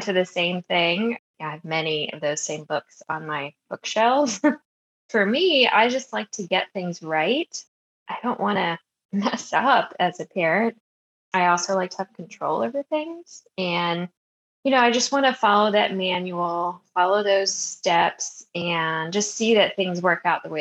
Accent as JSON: {"language": "English", "region": "Maryland", "country": "United States", "tie": "born or raised there", "said": "I grew up in Maryland"}